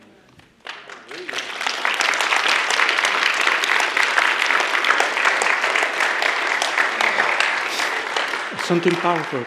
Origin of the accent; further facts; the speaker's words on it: El Salvador; accent: Salvadorian; English is a second language; moved away; also born or lived in Los Angeles, United States; I come from El Salvador.